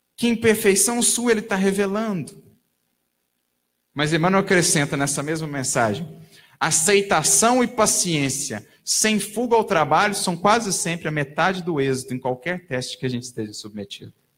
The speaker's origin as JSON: {"language": "Portuguese", "country": "Brazil", "said": "todos nós, enquanto brasileiros, enquanto nação"}